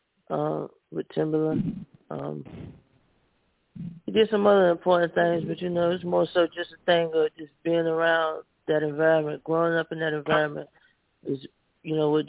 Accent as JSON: {"language": "English", "town": "Portsmouth", "region": "Virginia", "country": "United States", "said": "I'm from Portsmouth, Virginia"}